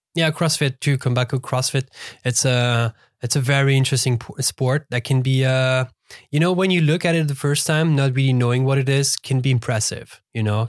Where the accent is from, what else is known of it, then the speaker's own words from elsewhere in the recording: Lausanne, Vaud, Switzerland; English is a second language; moved away as an adult; born and raised in Lausanne, uh, basically lived my whole life over there